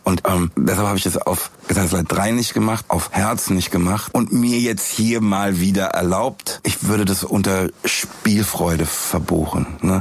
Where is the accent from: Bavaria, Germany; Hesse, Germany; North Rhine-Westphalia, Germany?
Hesse, Germany; Frankfurt; in meiner Heimatstadt